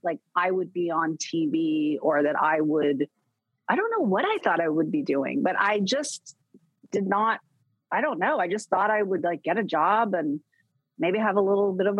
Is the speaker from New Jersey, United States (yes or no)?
no; Fairbanks, Alaska, United States; moved away; I grew up in Fairbanks, Alaska, this tiny little town.